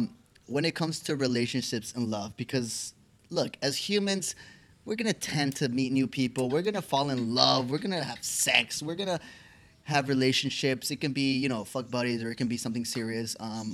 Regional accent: United States; from when I grew up in the United States

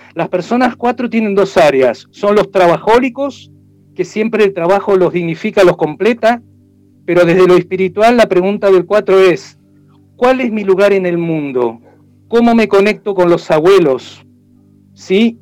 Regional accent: Argentina; now in Chile; O es como aquí en Chile, si bien yo soy argentino hace años que estoy

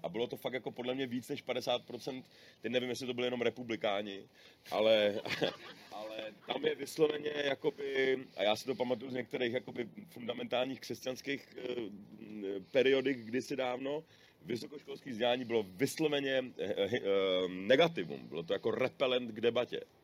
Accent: Prague, Czechia; jsem z České republiky a oni netuší a pak teda řeknu, že jsem z Prahy

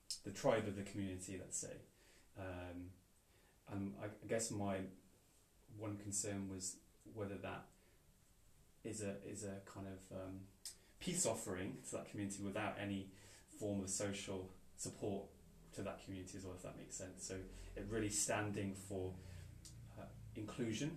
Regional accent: Wales, United Kingdom; growing up in Wales

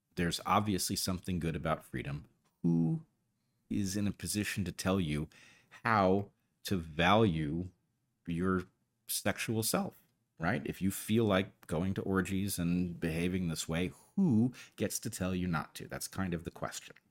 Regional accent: United States; as an American

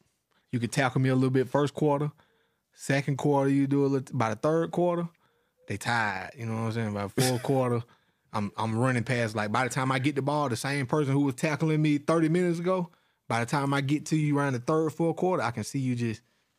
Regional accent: Georgia, United States; to my city, man. Shout out to Morrow County. My high school was called Mary Persons High School. In my hometown, you know, population of 4,000, we only had one high school.

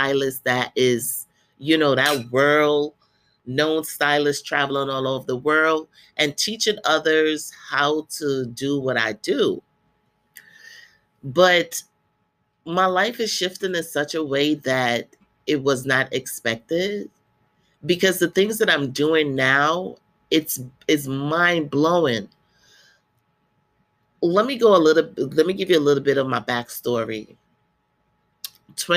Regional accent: Guyana; moved away; I went back to my country. I'm from Guyana, South America, for the first time in 30 years.

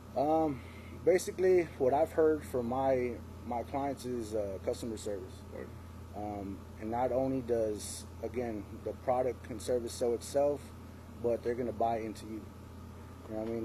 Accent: San Antonio, Texas, United States; growing up in San Antonio

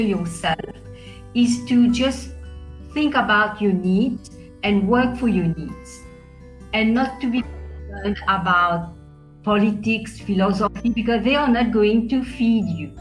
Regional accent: Mauritius; I come from Mauritius. I live in Mauritius. I was born in Mauritius.

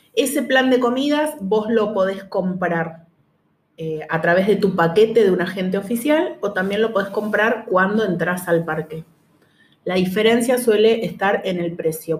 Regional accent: Argentina; nosotros acá somos los tres argentinos

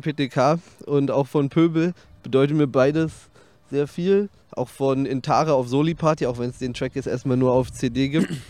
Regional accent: Berlin, Germany; ich bin sehr nah am Teutoburger Platz aufgewachsen, 30 Meter oder so

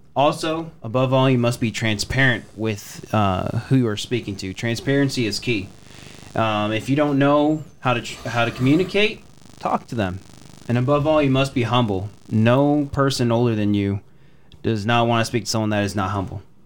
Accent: Texas, United States; also born or lived in Waukee, Wisconsin; I was raised in Texas my entire life from about one years old

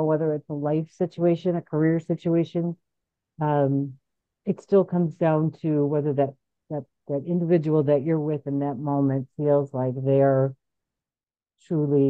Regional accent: Chicago, Illinois, United States; also born or lived in Boston / California; I'm from Chicago, moved out to Boston to do all of that, came back to Chicago

